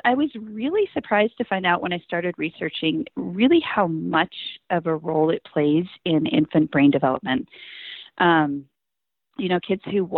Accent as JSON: {"language": "English", "region": "Montana", "country": "United States", "also_born_or_lived": "upstate New York", "moved": "yes", "said": "I'm from Montana"}